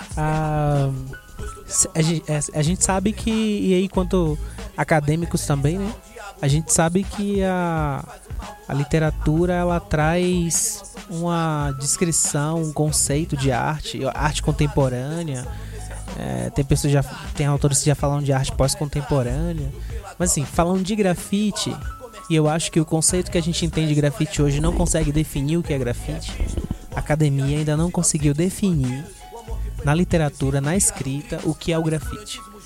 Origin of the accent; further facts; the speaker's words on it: Salvador, Bahia, Brazil; Eu sou de Salvador, Bahia, Brasil.